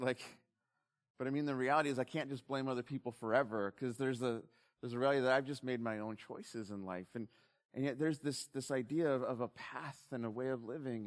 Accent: Southern California, United States; growing up in SoCal

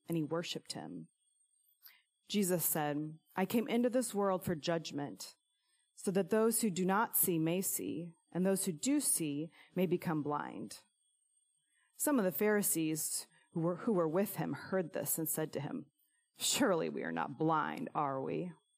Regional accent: Illinois, United States; moved away; my alma mater in my hometown

